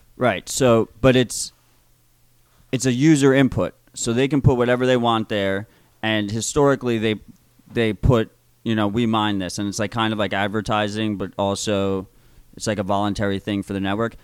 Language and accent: English; United States; as an American